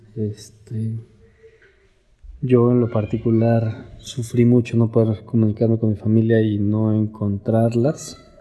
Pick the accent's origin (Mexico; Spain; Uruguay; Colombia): Mexico; ser mexicanos es nuestro superpoder